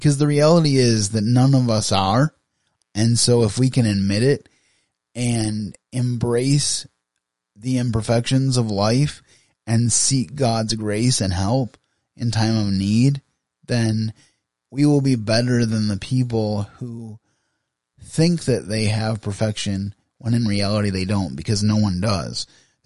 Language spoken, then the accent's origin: English; Grand Rapids, Michigan, United States; I live in West Michigan, a little bit outside of Grand Rapids, about 45 minutes outside of Grand Rapids, but I was raised in the Grand Rapids area